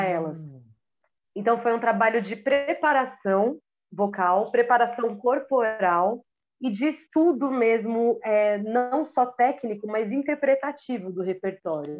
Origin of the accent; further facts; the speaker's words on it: Minas Gerais, Brazil; accent: mineiro; eu puxo meu R mineiro